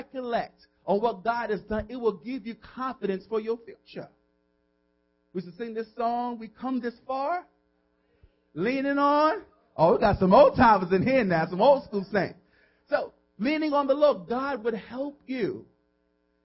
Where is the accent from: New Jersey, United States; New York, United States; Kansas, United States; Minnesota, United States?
New York, United States; New York City; moved away as an adult; now in Hackensack, United States; I'm really from New York City, from the Boogie Down Bronx